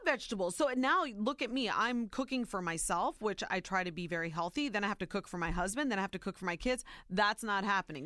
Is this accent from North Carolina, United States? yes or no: no; Ohio, United States; born or raised there